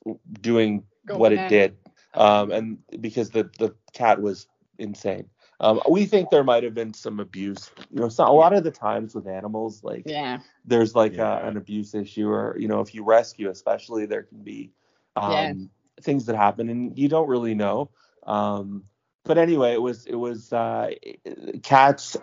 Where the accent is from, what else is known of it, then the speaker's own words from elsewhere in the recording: Canada; I'm from Canada